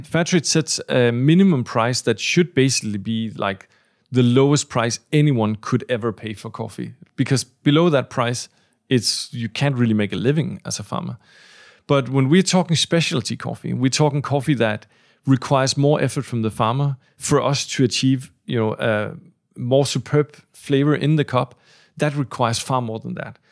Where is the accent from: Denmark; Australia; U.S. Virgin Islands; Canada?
Denmark; the three of us, uh, are from Denmark